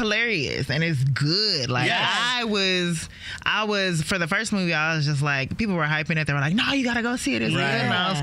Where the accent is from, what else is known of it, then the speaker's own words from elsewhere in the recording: Maryland, United States; also born or lived in Los Angeles, California; we had moved out of L.A. and I was growing up in Maryland